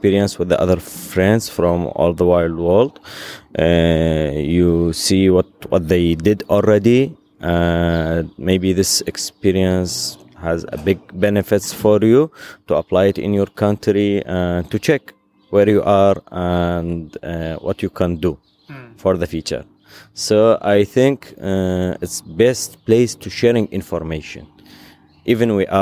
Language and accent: English; Iraq; I'm from Iraq